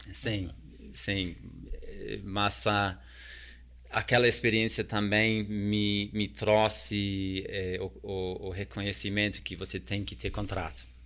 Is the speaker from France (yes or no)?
no; New Zealand; Portuguese is a second language; moved away as an adult; also born or lived in Tonga / United States / Australia / South Korea; now in Brazil; eu cresci num bairro extremamente multicultural na Nova Zelândia